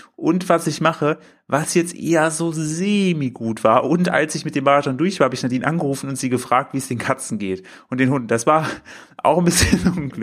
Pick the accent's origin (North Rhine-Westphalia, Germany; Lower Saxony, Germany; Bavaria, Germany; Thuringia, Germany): Thuringia, Germany; the easternmost tip of; moved away; bin zu meinen Eltern gefahren in meine Heimat, in, den östlichsten Zipfel von Thüringen